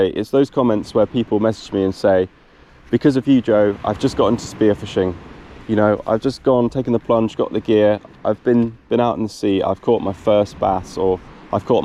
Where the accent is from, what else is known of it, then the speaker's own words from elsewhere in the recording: South Devon, South West England, United Kingdom; I am from South Devon in the UK.